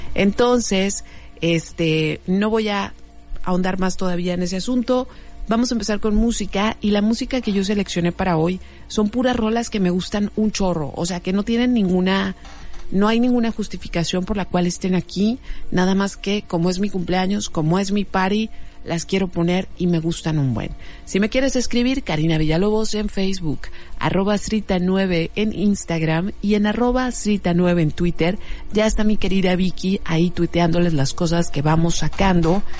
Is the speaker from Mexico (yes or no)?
yes; Mexico; las personas que crecimos en los ochentas en México